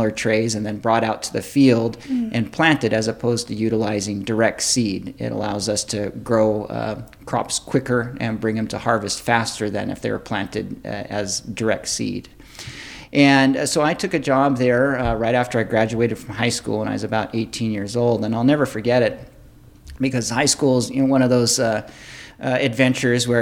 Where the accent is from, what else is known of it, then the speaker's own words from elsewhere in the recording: San Jose, California, United States; I grew up in South San Jose when there was actually farming and agriculture operations before blacktop and buildings